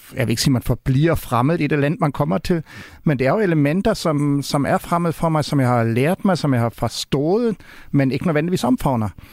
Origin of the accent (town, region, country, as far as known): Germany; Danish is a second language; now in Denmark